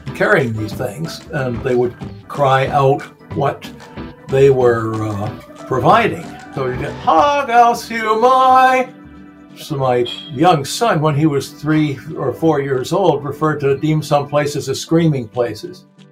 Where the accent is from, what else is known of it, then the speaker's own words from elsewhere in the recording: Napa, California, United States; I was born and raised in Napa, went away to college, and I moved home